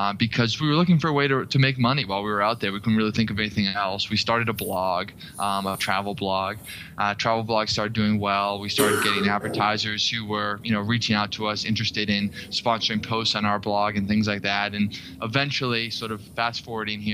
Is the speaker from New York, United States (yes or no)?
no; Boston, Massachusetts, United States; moved away as an adult; also born or lived in Washington, D.C.; I'm originally from Boston